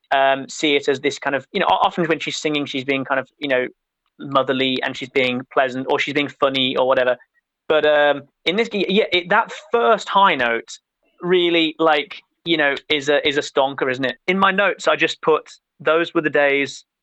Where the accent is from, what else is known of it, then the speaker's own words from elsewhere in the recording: United Kingdom; we are British, but we're not so completely swallowed up in American popular culture